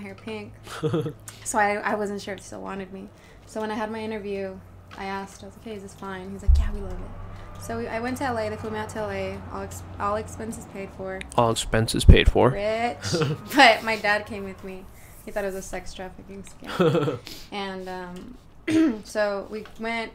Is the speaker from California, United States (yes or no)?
yes; Napa, California, United States; I'm from Napa too